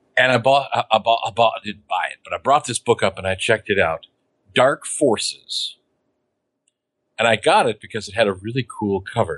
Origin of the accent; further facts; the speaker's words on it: Beloit, Kansas, United States; the supermarket I grew up with in Beloit, Kansas